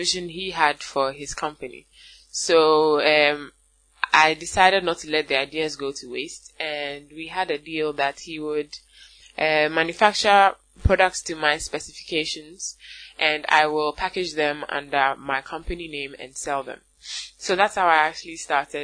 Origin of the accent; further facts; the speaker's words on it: Ghana; I am a Ghanaian woman, and I make natural bath and body products for African women